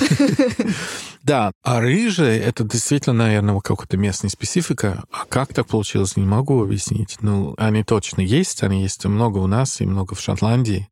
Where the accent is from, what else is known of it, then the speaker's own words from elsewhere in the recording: Dublin, Leinster, Ireland; Russian is a second language; moved away as an adult; also born or lived in Moscow; Я из Дублина, да, я там родился и еще живу между Москвой и Дублин постоянно